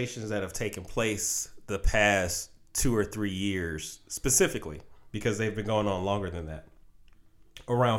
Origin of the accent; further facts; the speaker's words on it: Detroit, Michigan, United States; my hometown, the Detroit Pistons